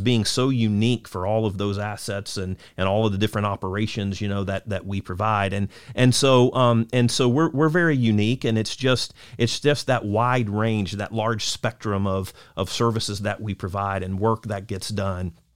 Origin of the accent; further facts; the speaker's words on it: Lakeland, Florida, United States; also born or lived in Auburndale, Florida; I was born and raised, you know, in Lakeland, uh, also, uh, at Auburndale as well